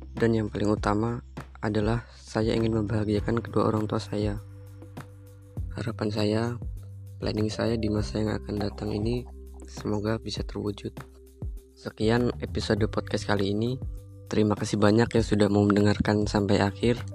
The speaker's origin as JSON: {"language": "Indonesian", "town": "Way Kanan", "region": "Lampung", "country": "Indonesia", "said": "Saya berasal dari Provinsi Lampung, tepatnya di Kabupaten Waikana."}